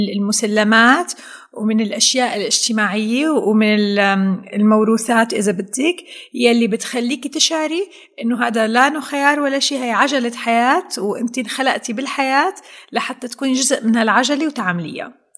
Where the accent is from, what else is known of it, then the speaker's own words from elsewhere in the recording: Syria; نحن عندنا بسوريا بنقول